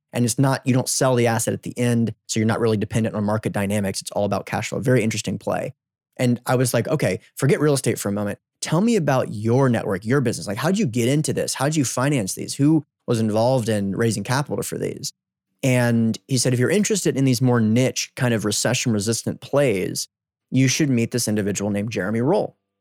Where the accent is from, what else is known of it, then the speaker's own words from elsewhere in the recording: United States; I'm from the United States